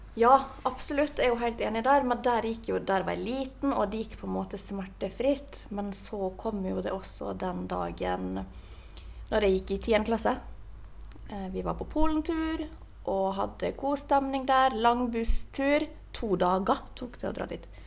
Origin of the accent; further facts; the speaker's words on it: Ålesund, Møre og Romsdal, Norway; now in Oslo, Norway; når jeg var hjemme i Ålesund